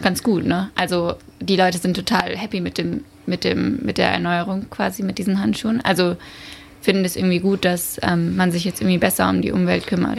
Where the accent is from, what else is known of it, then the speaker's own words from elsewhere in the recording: Frankfurt am Main, Hesse, Germany; moved away as an adult; now in Berlin, Germany; ich komme ursprünglich aus Frankfurt am Main